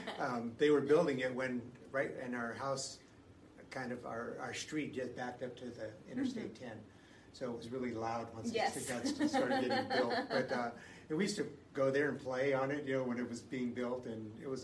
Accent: Los Angeles, California, United States; also born or lived in Philippines; I grew up in Southern California, in West Los Angeles.

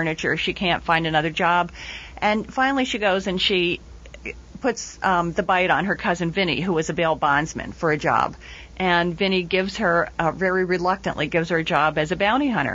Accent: Trenton, New Jersey, United States; I'm writing this from New Jersey and from Trenton, New Jersey, and from my own background, there are a lot of ethnic names

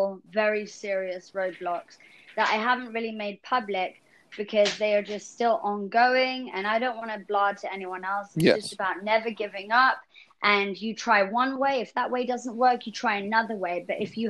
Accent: England, United Kingdom; being an English girl

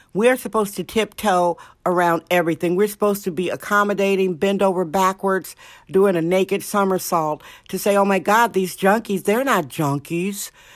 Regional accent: Indiana, United States; now in California, United States; Indiana, my home state

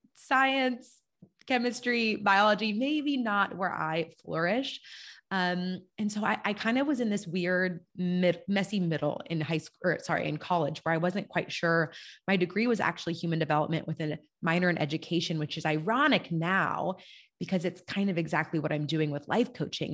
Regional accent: California, United States; moved away as an adult; also born or lived in Germany / Kentucky; I was a Californian living in Europe

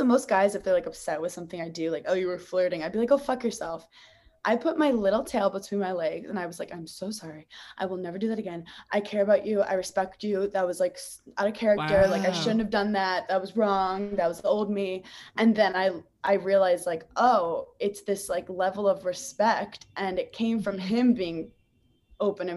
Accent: New York City, New York, United States; I'm from Brooklyn, New York

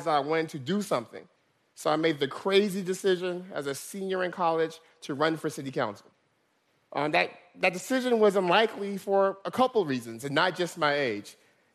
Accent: Stockton, California, United States; Stockton's my hometown

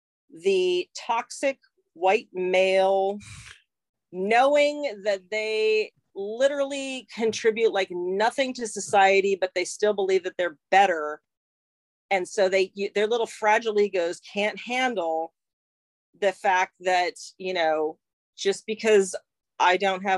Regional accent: England, United Kingdom; But well, oh my God, we're all from England.

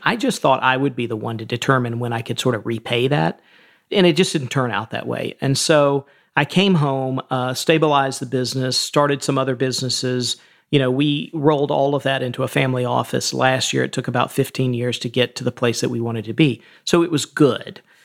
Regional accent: Atlanta, Georgia, United States; I grew up in, uh, the suburbs of Atlanta, and then my family is from sort of rural Georgia, and we eventually moved back to rural Georgia

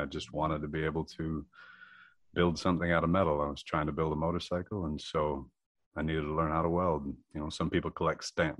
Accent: Drummond Island, Michigan, United States; Well, originally I was from Drummond Island. My parents had 80 acres out there, and I just built a sugar shack

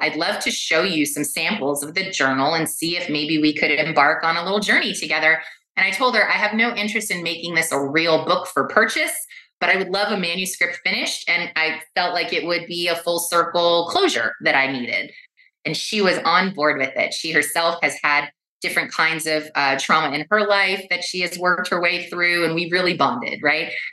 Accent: Los Angeles, California, United States; I was born and raised in West Los Angeles

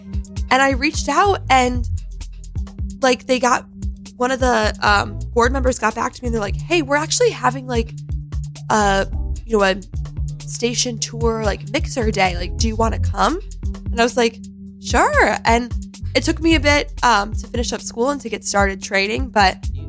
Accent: Rochester, New York, United States; now in New York City, United States; I'm originally from Rochester, New York. So okay. Like way up by Canada. And then moved to the city.

